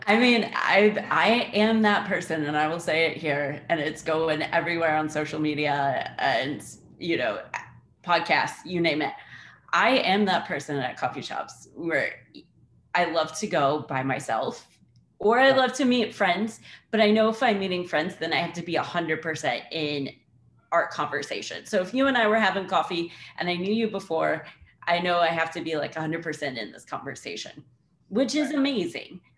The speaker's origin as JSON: {"language": "English", "region": "Indiana", "country": "United States", "moved": "yes", "said": "I'm from Indiana. Like I haven't grown up on the water"}